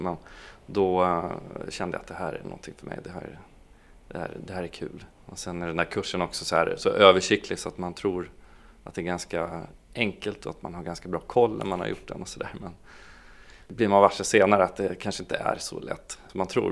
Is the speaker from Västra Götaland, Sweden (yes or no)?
no; Piteå, Norrbotten County, Sweden; also born or lived in Boden, Sweden; jag är egentligen från Boden från början, från en liten by där, där jag växte upp och flyttade när jag var tio år då till Piteå